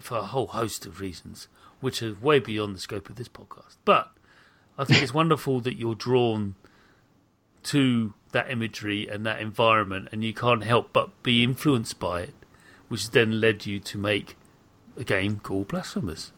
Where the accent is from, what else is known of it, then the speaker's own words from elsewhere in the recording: United Kingdom; a British person